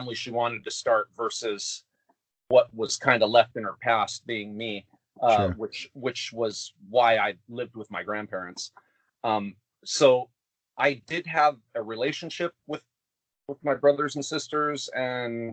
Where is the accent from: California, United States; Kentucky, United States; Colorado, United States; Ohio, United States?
California, United States; Anaheim; I'm born and raised in California. There's a place in California called Anaheim, which is where Disneyland's at. And that's where I was born and raised